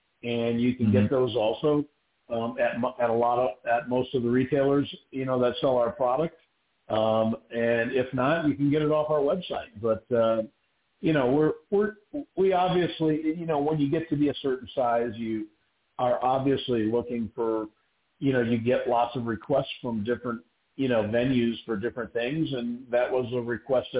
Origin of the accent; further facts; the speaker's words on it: Scottsdale, Arizona, United States; I'm from Scottsdale